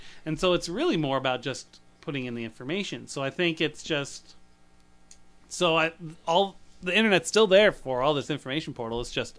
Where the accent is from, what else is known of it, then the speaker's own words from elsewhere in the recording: United Kingdom; We're actually in England. We're both British.